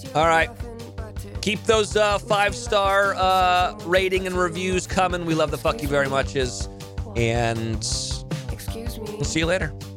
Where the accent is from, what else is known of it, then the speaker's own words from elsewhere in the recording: Carmel, California, United States; moved away; Pebble Beach, Carmel, uh, my hometown